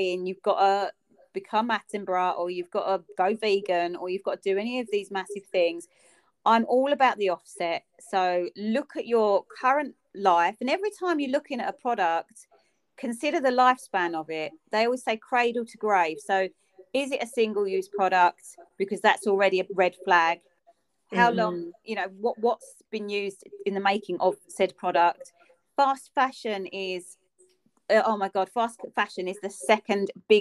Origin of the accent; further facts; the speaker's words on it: London, United Kingdom; accent: almost Cockney; I'm almost Cockney